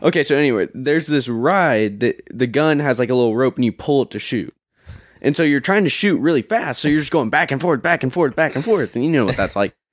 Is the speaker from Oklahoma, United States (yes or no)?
yes; Oklahoma, United States; I'm from Oklahoma